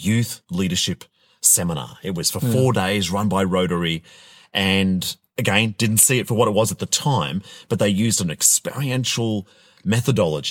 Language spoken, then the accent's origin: English; Australia; I come from Australia